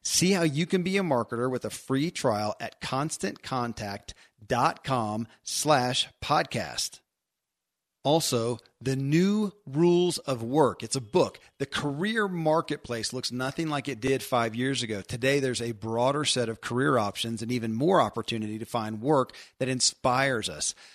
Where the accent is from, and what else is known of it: Kentucky, United States; born or raised there